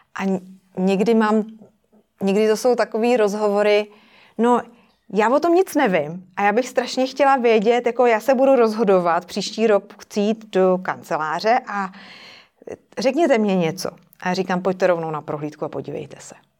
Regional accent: Czechia; u nás v Praze

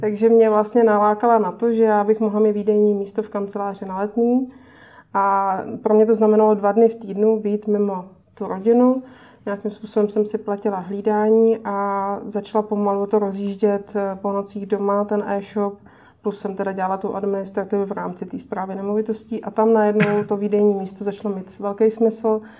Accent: Pardubice, Pardubice Region, Czechia; now in Prague, Czech Republic; já pocházím z Pardubic

